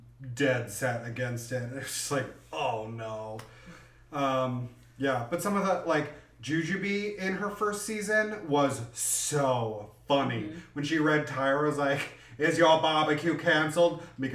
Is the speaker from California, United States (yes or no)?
no; New Jersey, United States; I'm from New Jersey.